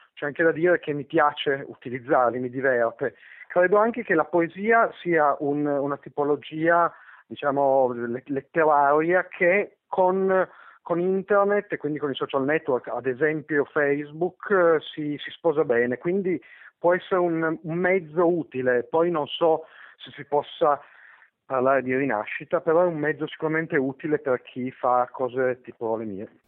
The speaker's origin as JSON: {"language": "Italian", "town": "Turin", "region": "Piedmont", "country": "Italy", "said": "io sono torinese per così, come moltissime altre, perché, semplicemente perché so, i, i miei nonni sono arrivati dal sud"}